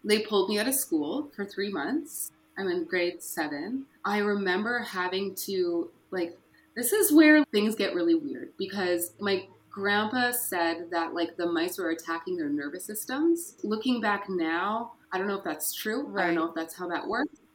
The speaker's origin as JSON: {"language": "English", "town": "Fort St. John", "region": "British Columbia", "country": "Canada", "tie": "born or raised there", "said": "I was born in Fort St. John, BC, far north up in BC. My grandparents raised me until I was 12"}